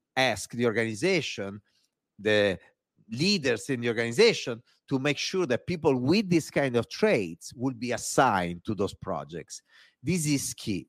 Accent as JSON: {"language": "English", "country": "Italy", "accent": "Italian", "second_language": "English", "moved": "yes", "said": "my Italian accent"}